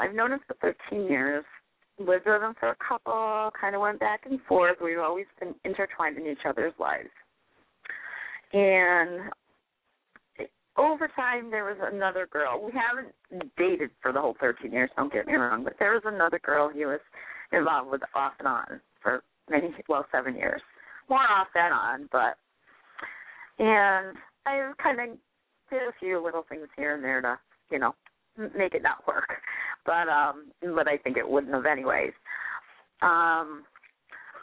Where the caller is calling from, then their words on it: New Hampshire, United States; I'm calling you from New Hampshire tonight.